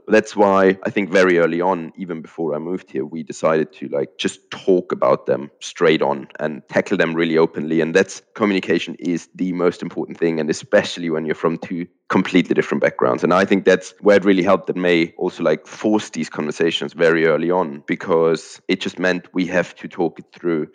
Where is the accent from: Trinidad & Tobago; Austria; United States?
Austria; moved away as an adult; also born or lived in Germany; now in United Kingdom; I have grown up in Austria and spent the first 25 years of my life there